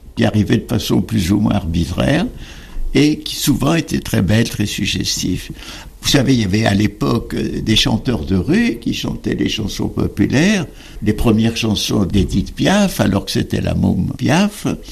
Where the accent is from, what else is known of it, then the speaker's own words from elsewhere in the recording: France; je suis français, je suis méditerranéen, je suis européen, je suis juif